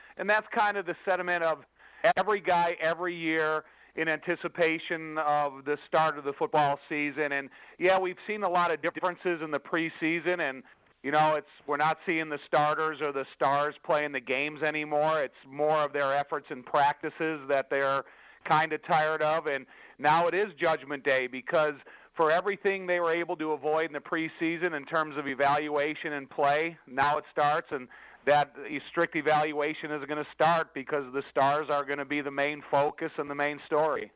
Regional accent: Chicago, Illinois, United States; I grew up in the Chicagoland area

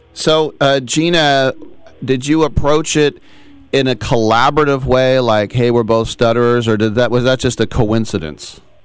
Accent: El Cerrito, California, United States; also born or lived in Richmond, California / Oakland, California; I grew up in El Cerrito.

